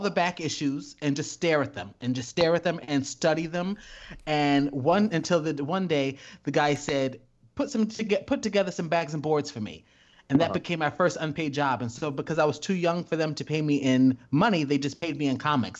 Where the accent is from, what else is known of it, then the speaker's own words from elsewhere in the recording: Yonkers, New York, United States; I was actually born in Yonkers.